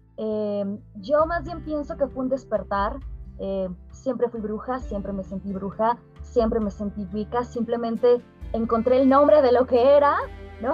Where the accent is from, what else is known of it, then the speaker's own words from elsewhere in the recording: Mexico; mi papá es argelino, mi madre es mexicana, entonces siempre viví en, este, en esta intersección, en, lo liminal entre eh, soy mexicana